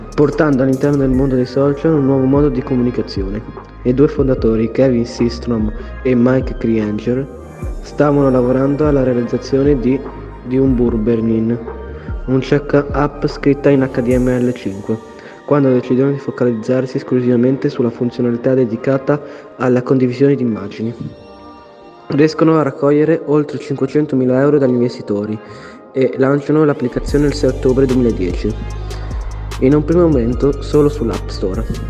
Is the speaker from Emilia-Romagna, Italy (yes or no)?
yes; Bologna, Emilia-Romagna, Italy; Sono di Bologna e sono uno speaker del gruppo di tecnici